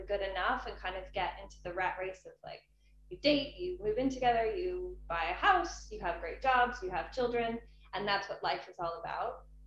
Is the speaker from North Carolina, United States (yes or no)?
no; California, United States; moved away as an adult; also born or lived in Hong Kong / Valencia, Spain; now in Spain; We moved back to California and I grew up in California basically.